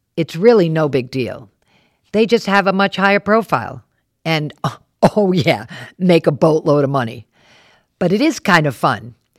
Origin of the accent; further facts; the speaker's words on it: Warwick, Rhode Island, United States; moved away; also born or lived in New York City; I grew up in Warwick, left to see the world, and then came back home.